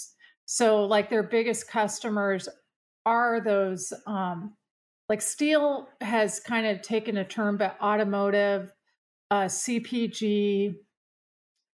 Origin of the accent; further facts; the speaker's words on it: San Diego, California, United States; moved away as an adult; also born or lived in Milwaukee / Chicago; now in Philadelphia, United States; I'm actually from San Diego